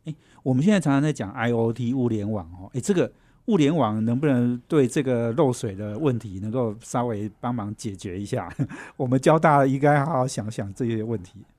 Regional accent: central Taiwan, Taiwan; 我家，我老家也在中部哈

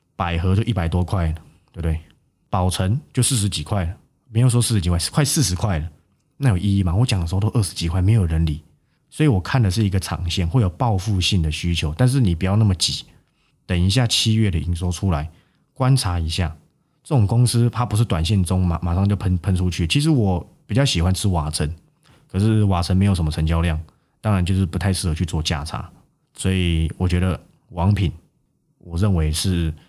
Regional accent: Guanxi, Hsinchu County, Taiwan; moved away; 我的老家在这个关西的深山，我每次回去的时候，我连电话都不能打

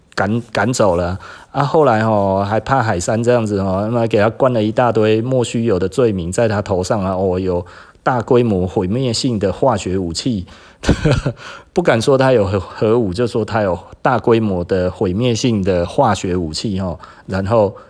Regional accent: Taiwan; 我是台湾人

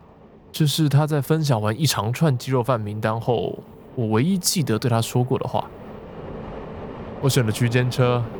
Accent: Taipei, Taiwan; 但对我这个土生土长的台北小孩来说，要用如此浪漫的方式来挥霍时间

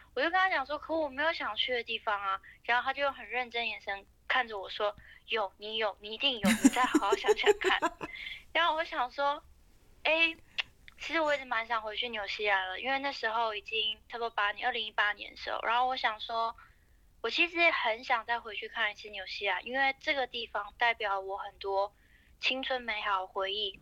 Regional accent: Taiwan

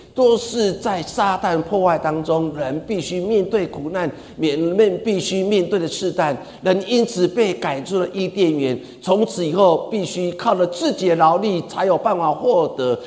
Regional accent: Taiwan; 我们台湾人很喜欢讲一句话

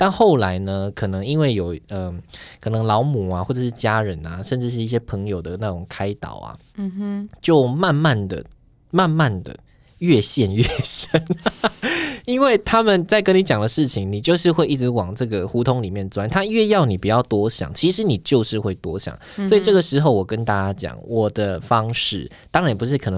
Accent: southern Taiwan, Taiwan; now in Taipei, Taiwan; 我们在台北嘛，那我是南部人

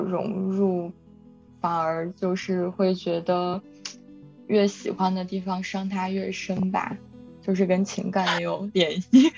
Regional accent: Chifeng, Inner Mongolia, China; accent: slight Northeastern; moved away as an adult; also born or lived in Northeast China / Delaware / Philadelphia / Beijing; now in Texas, United States; 我出生长大在内蒙古，呃，赤峰市，都是东边儿的一个小城，跟东北这样，所以我 ，有的时候讲话有点儿东北口音

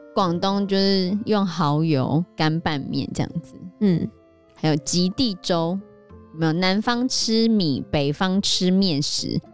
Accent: Taiwan; accent: Taiwanese accent; 他们说我们有台湾腔

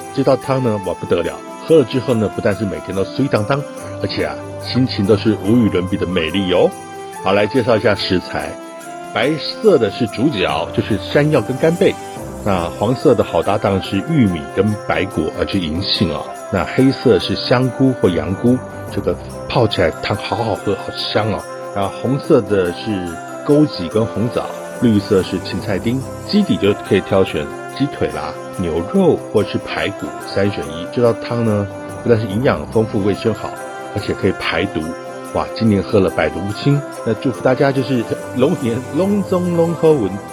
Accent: Nantou County, Taiwan; moved away; 我的老家是南投

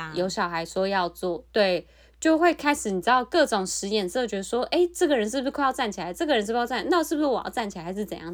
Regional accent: Taiwan; moved away; also born or lived in South Korea; 因为我是台湾人

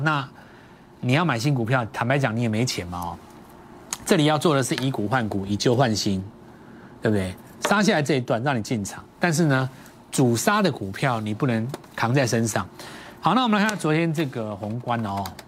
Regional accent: Taiwan; 我们在台湾长大

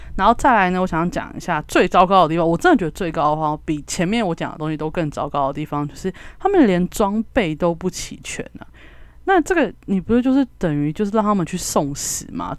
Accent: Kaohsiung, Taiwan; 因为我是高雄人，所以我经历过八一气爆

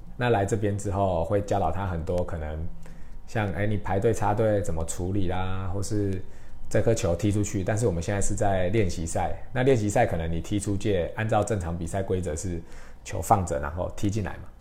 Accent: Taiwan; 帮助我们台湾人可以更好的在国际上面发光发热

